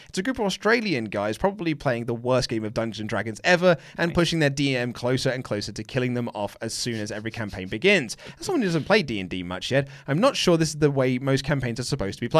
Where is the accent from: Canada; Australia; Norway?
Norway; Oslo; I was born and raised in Oslo in Norway, but I'm half Swedish, so … is actually a Swedish name, but they use the umlaut instead of the cross.